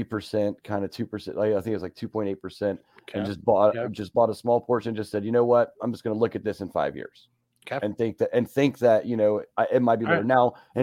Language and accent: English; Las Vegas, Nevada, United States; now in Ohio, United States; I was born in Vegas, raised on the horse track, kind of like Joel.